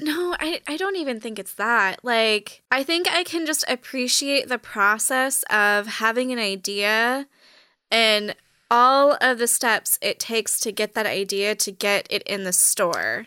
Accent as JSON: {"language": "English", "area": "Orange County", "region": "California", "country": "United States", "tie": "born or raised there", "also_born_or_lived": "Los Angeles, California", "moved": "as an adult", "said": "originally born and raised in Orange County, the Orange Curtain"}